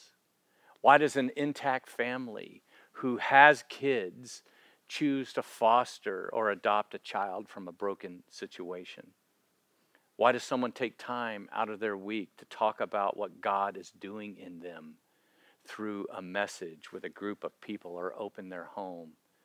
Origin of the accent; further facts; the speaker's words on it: Florida, United States; growing up in Florida